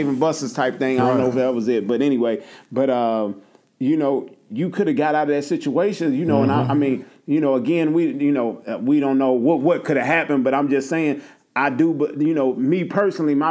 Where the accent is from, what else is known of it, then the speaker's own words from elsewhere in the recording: Nashville, Tennessee, United States; from Nashville